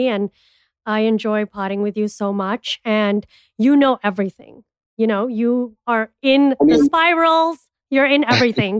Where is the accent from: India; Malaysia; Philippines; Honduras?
India; I'm an Indian entrepreneur and TV personality